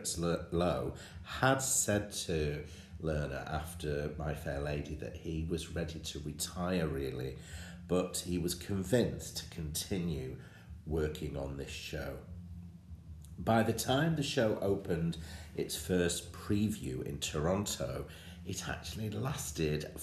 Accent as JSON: {"language": "English", "town": "Bolton", "region": "North West England", "country": "United Kingdom", "tie": "born or raised there", "said": "Bolton Octagon, my hometown"}